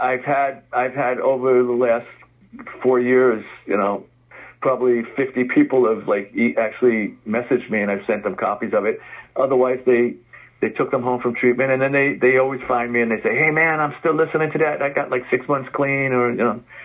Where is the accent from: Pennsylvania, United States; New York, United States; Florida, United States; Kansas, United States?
New York, United States; New York City; I grew up in the Bronx. Our, right. our kitchen window overlooked the stadium.